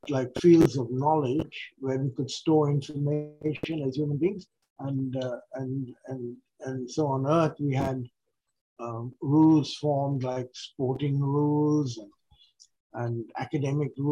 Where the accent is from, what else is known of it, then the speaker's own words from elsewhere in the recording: India; English is a second language; now in Australia; India was a very uh, religious kind of country, and a lot of uh, um, of my religious background came from there